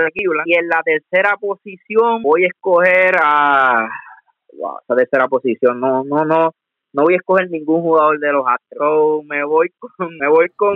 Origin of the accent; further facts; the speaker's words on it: Coamo, Puerto Rico; no es porque sea de mi pueblo